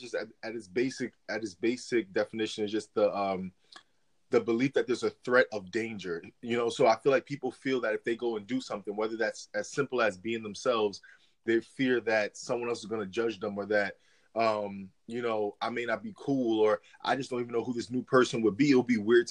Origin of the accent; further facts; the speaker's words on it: New York City, New York, United States; also born or lived in East Stroudsburg, Pennsylvania; now in Florida, United States; originally I'm from New York. I was born in I was born in Manhattan, but lived in the Bronx, New York, and then lived in Pennsylvania for a while in the Poconos area